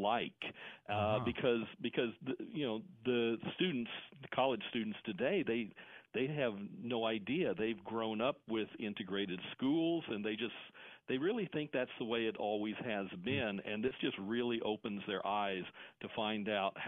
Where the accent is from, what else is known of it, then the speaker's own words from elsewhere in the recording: Indiana, United States; I grew up in Indiana.